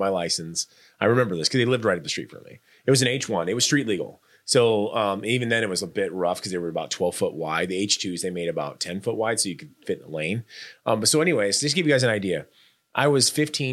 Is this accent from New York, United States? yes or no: no; Norfolk, Nebraska, United States; Chad and I grew up in Norfolk, Nebraska